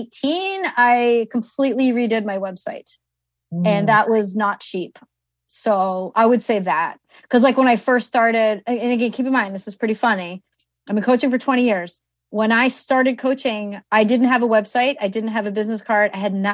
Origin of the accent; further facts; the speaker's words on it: East Coast, United States; I mean, you know, I'm from the East Coast, right? So we have big weddings here.